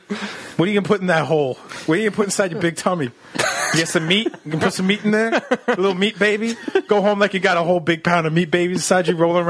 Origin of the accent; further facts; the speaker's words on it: New Jersey, United States; I grew up in New Jersey.